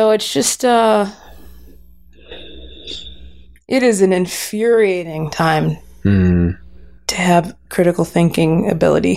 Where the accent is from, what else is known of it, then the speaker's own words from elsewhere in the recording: Los Angeles, California, United States; also born or lived in Pasadena; I was born and raised in Los Angeles